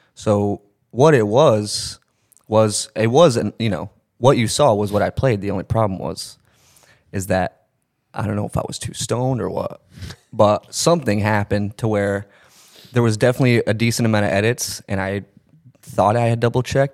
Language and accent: English; Texas, United States; moved away as an adult; now in Connecticut, United States; I live in Connecticut now. I was born and raised in Texas, moved to Connecticut like a year ago